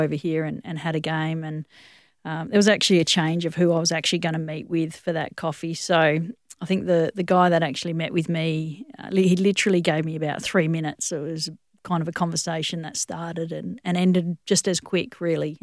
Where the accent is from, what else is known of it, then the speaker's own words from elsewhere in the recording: Western Australia, Australia; also born or lived in Johannesburg, South Africa / Durban, South Africa; this is an incredible country to grow up